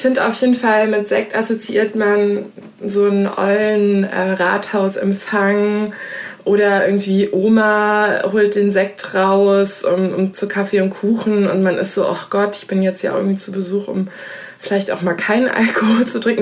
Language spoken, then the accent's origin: German; Hesse, Germany; Ich bin in Hessen aufgewachsen